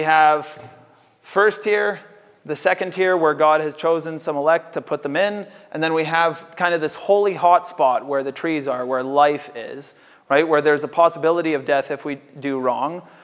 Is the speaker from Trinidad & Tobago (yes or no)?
no; Canada; as North American Canadians